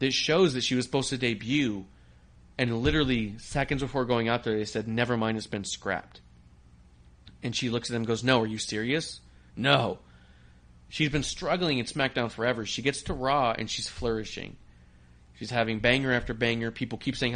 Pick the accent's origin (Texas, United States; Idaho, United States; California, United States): California, United States; San Diego; Born in San Diego